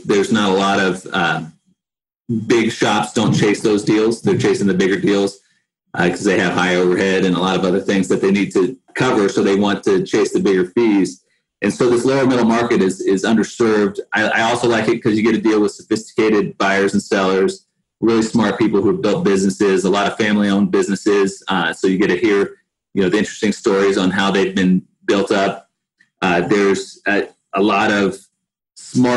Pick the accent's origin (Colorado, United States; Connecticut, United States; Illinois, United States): Colorado, United States; Denver; also born or lived in East Coast; I grew up in Denver for the most part and bounced around a little bit on the East Coast when I was really young. But grew up in Denver